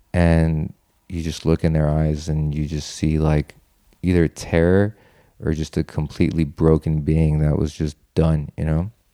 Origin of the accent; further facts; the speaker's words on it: Los Angeles, California, United States; I'm from Los Angeles